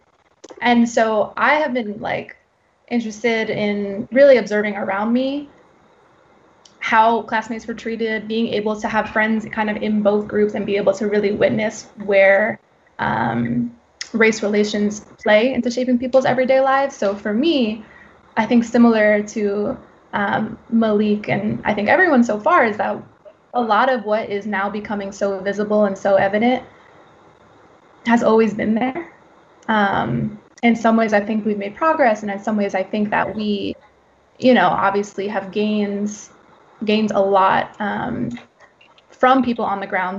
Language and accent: English; Farmingdale, New York, United States; I'm a woman of color, born and raised in Farmingdale.